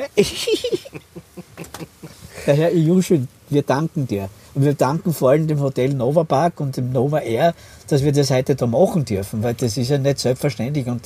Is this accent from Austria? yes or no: yes; Austria; Ich bin aus Österreich